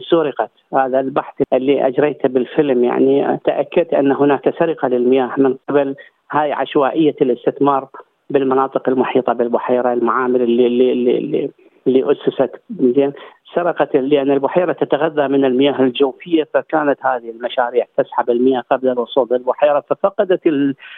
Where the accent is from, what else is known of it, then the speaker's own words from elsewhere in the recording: Iraq; now in Australia; هناك عندنا بالعراق